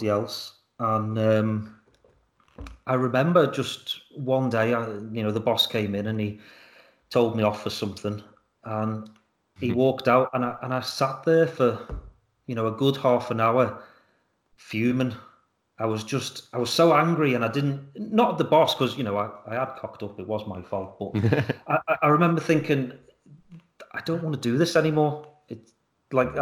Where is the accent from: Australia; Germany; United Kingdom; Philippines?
United Kingdom; Liverpool, North West England; Born and raised. I lived in a little part of Liverpool called Fazakerley